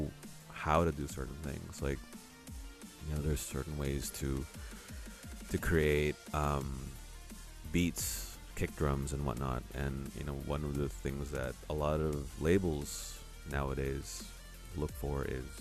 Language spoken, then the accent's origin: English; Oakland, California, United States; moved away as an adult; also born or lived in San Francisco, United States; now in Manila, Philippines; I grew up in Oakland, around the Bay Area